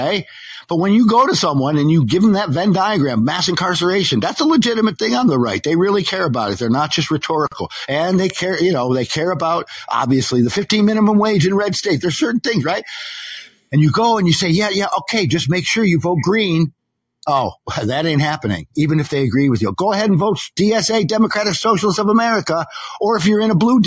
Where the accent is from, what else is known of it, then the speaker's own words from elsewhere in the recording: Philadelphia, Pennsylvania, United States; I grew up in Philadelphia and a high Jewish population